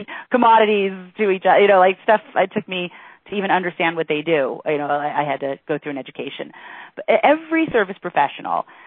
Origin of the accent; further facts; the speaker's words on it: Miami Beach, Florida, United States; I was born in Miami Beach